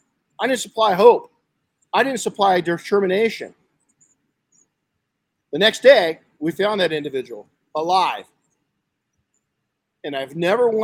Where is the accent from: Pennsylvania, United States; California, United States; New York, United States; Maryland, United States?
California, United States; outside of Los Angeles; When I was a kid growing up outside of Los Angeles, we had smog alerts